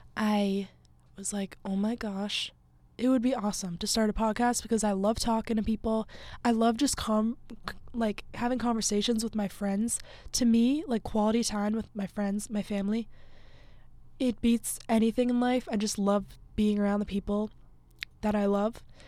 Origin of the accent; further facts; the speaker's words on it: Massachusetts, United States; moved away as an adult; also born or lived in Fairfield, Connecticut; I grew up in Massachusetts, um, a little town, like, forty-ish minutes from Boston.